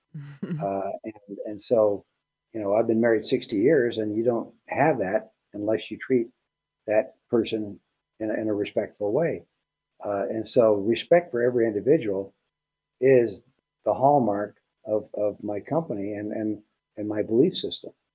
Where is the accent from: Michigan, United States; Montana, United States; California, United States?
California, United States; El Centro; moved away; I grew up in Southern California, 10 miles north of the Mexican border